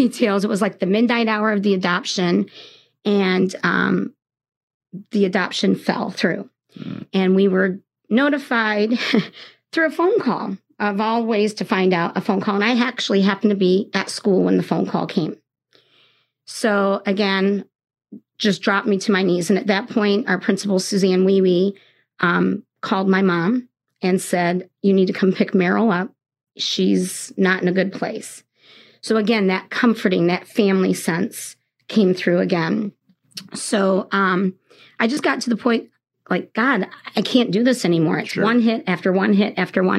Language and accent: English; Toronto, Ontario, Canada; also born or lived in England; now in South Bend, United States; I'm from Canada. I was born in Toronto, and I'm a dual citizenship between England and Canada